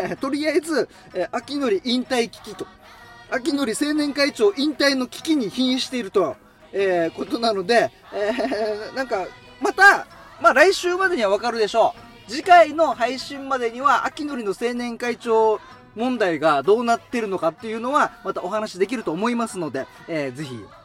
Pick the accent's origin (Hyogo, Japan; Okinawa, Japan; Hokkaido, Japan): Okinawa, Japan; Haebaru; 僕、ハ原町出身で、で、そのさらに地元がハ原町、与那覇というところで